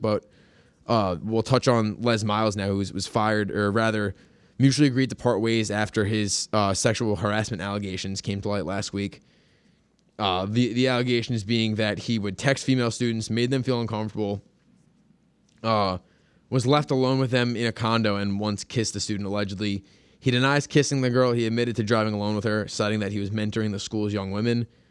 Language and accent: English; Long Island, New York, United States; growing up on Long Island, you know, going to um going to Hebrew school